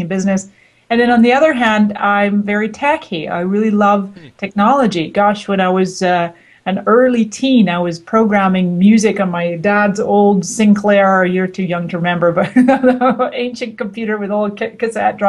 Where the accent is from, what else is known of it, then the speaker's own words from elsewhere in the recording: Canada; also born or lived in Scotland; now in United States; I came to the United States from Scotland, where I had been living for the previous 20 years. And my parents are both Scottish, although I was born in Canada. So I spent my childhood in Canada